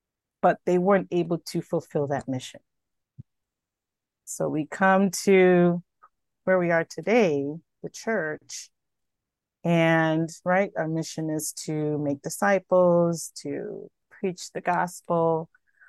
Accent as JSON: {"language": "English", "town": "Bronx", "region": "New York", "country": "United States", "lives_now": "Rochester, United States", "said": "Well, I am originally from the Bronx, New York, but I've lived in Rochester for most of my life."}